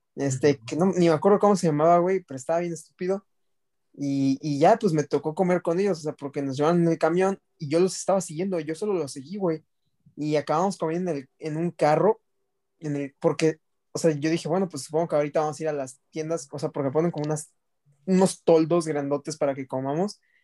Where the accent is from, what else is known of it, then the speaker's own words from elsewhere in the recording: Mexico; de México